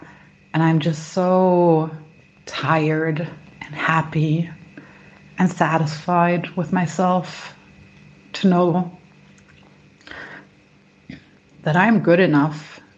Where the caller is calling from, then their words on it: Berlin, Germany; accent: all over the place; Calling from Berlin. My accent might be all over the place because that is literally where I grew up, all over the place. And now, for the first time in my life, I'm living by myself in an apartment.